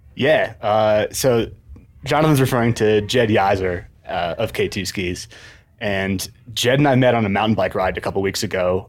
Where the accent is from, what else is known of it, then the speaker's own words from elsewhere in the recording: Ithaca, New York, United States; moved away as an adult; also born or lived in Southern California / Australia; now in Seattle, United States; I grew up in Ithaca, New York